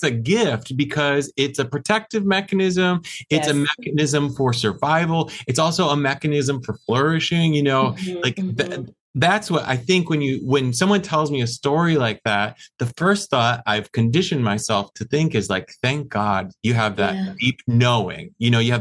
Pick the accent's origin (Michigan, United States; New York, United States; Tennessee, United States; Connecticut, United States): Michigan, United States; I grew up in Michigan, the state of Michigan in the US